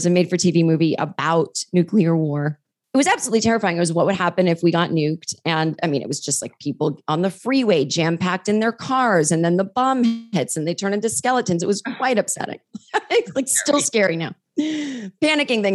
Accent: Massachusetts, United States; I grew up in Massachusetts

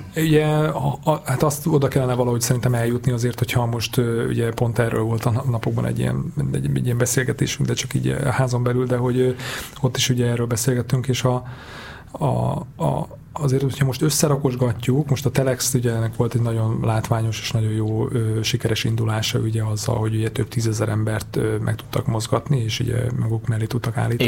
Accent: Hungary; moved away; én, én vidéki vagyok

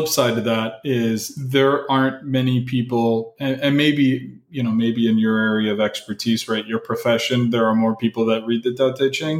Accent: Miami, Florida, United States; also born or lived in New Orleans; as a kid growing up in Miami, got into, you know, a lot of trouble

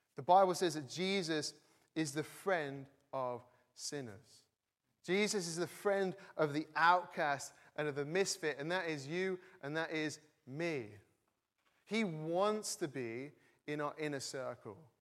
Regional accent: the north of England, United Kingdom; now in Cambridge, United Kingdom; I'm not from Cambridge originally, from the north of England

